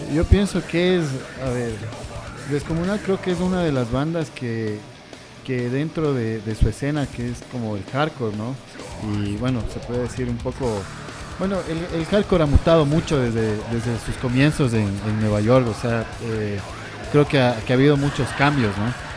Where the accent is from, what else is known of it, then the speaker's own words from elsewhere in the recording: Quito, Pichincha, Ecuador; como quiteños nosotros